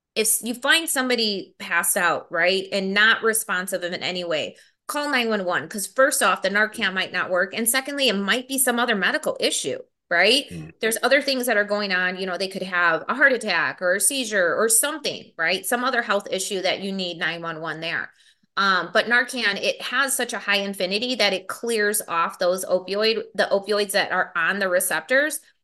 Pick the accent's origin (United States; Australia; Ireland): United States; Milwaukee, Wisconsin; I was born and raised here in Milwaukee. Um, been here all of my life.